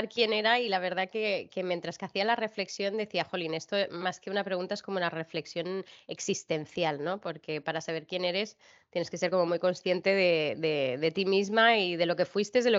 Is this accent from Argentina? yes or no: no; China; also born or lived in Barcelona, Spain; aquí nací yo, nací en Barcelona y a los dos meses pues ya volvimos a China.